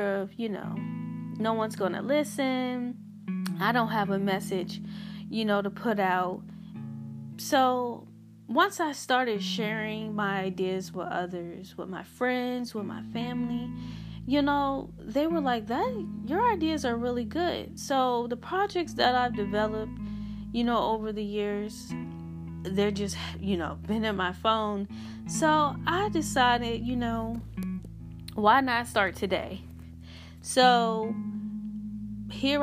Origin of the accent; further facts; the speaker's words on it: Hampton, Virginia, United States; I'm from Hampton, Virginia.